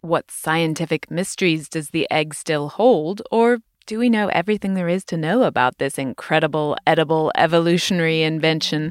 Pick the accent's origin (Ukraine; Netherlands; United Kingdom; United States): United Kingdom; moved away; in my home country, the U K